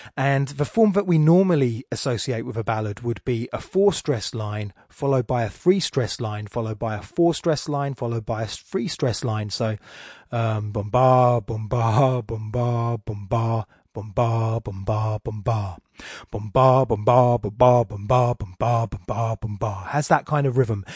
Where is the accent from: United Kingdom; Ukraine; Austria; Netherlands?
United Kingdom; England; accent: Estuary; my estuary accent